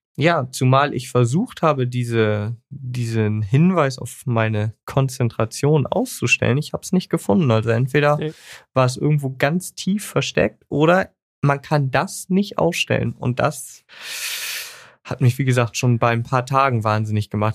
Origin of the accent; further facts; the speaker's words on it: Germany; wir als Deutsche